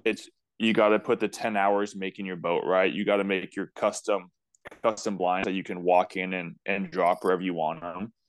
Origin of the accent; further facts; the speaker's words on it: Bay Area, Northern California, United States; I grew up in Northern California in the Bay Area